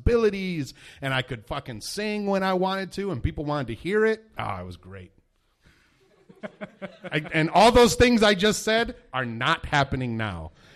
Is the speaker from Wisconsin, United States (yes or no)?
no; Arizona, United States; I grew up in Arizona.